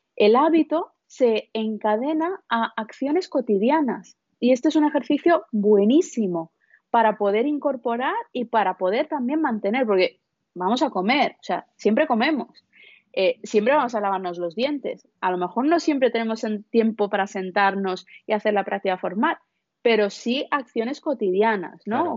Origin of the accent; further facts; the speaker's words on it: India; moved away; vengo de la India